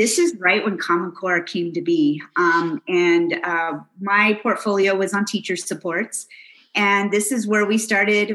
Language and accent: English; New Mexico, United States; moved away as an adult; also born or lived in Houston, Texas; I grew up in this great state of New Mexico. And I've been gone for over 20 years.